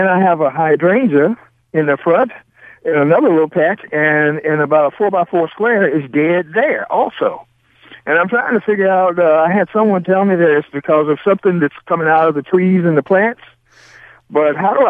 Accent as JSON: {"language": "English", "region": "the South", "country": "United States", "moved": "yes", "lives_now": "Pacific Northwest, United States", "said": "I'm not from the Northwest. I'm from the South"}